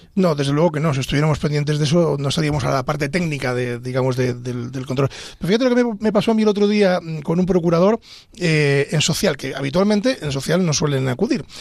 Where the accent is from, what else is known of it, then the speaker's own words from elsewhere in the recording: Pedro Bernardo, Castile and León, Spain; moved away as an adult; now in Madrid, Spain; yo soy abulense, soy de Pedro Bernardo, y yo pues era un chico de provincia